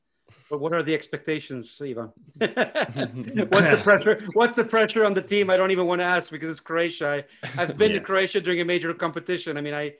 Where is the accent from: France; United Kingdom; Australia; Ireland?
France; I grew up in France